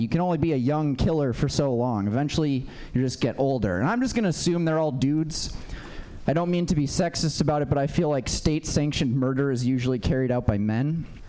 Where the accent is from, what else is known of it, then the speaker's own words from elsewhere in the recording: Minnesota, United States; now in San Francisco, United States; I grew up in Minnesota